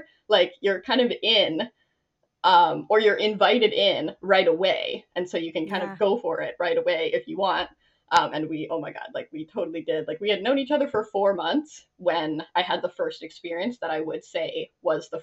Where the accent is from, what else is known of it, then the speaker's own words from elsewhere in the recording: Ontario, Canada; moved away as an adult; also born or lived in Nova Scotia; I'm from Ontario